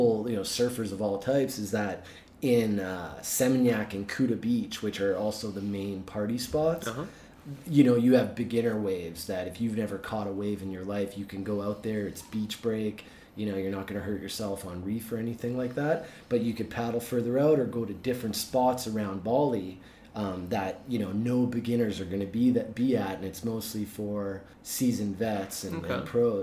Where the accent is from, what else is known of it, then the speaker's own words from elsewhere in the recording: Vancouver, British Columbia, Canada; moved away; I'm from Vancouver